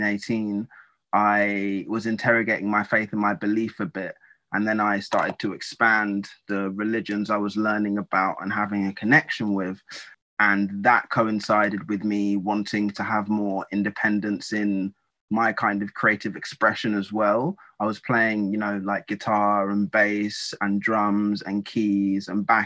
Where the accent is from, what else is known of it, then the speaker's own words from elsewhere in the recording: Essex, East of England, United Kingdom; I was born and raised in a part of the UK called Essex.